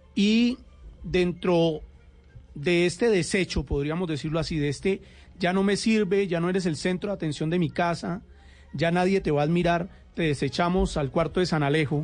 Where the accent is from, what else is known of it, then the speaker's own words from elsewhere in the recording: Colombia; los colombianos estamos de fiesta